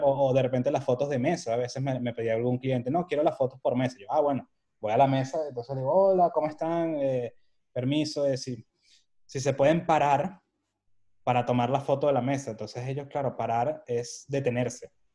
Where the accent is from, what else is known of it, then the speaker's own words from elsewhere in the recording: Venezuela; moved away as an adult; now in Madrid, Spain; soy de Venezuela, mi papá nació en Cádiz